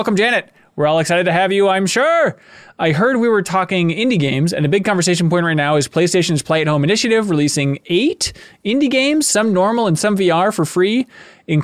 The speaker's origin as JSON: {"language": "English", "region": "Minnesota", "country": "United States", "accent": "Minnesotan", "said": "the Minnesotan, like, bag, apparently we say bag weird"}